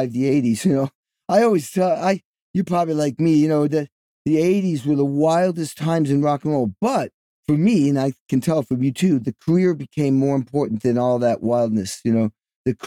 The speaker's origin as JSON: {"language": "English", "town": "Stockbridge", "region": "Massachusetts", "country": "United States", "tie": "born or raised there", "also_born_or_lived": "Albany, New York / Bloomington, Indiana", "moved": "as an adult", "said": "I was born in Albany, New York, but I spent most of my life, well, I mean, I went from Albany to basically Stockbridge, Massachusetts"}